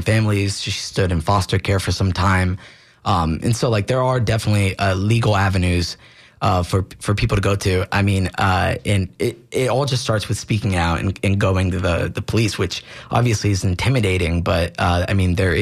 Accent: Tampa, Florida, United States; born and raised in Tampa.

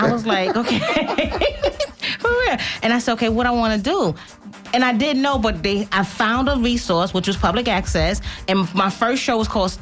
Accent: New York, United States; I'm from New York

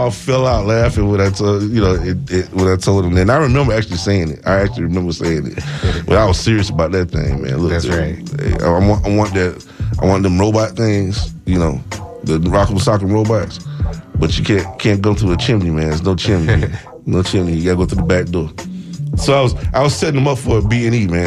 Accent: Tallahassee, Florida, United States; Tallahassee, Florida. Tallahassee, Florida. My hometown.

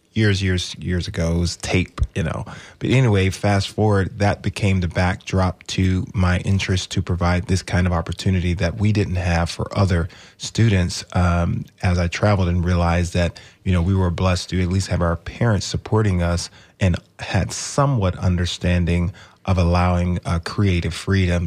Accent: Manchester, Georgia, United States; moved away; I grew up in Georgia. uh, a little town called Manchester

